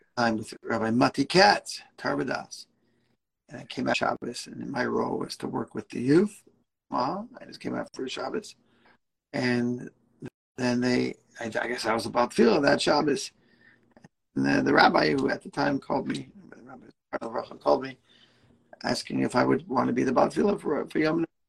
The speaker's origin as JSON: {"language": "English", "town": "New York City", "region": "New York", "country": "United States", "tie": "born or raised there", "also_born_or_lived": "Israel", "moved": "as an adult", "lives_now": "Omaha, United States", "said": "I grew up in Brooklyn, right next to Kensington"}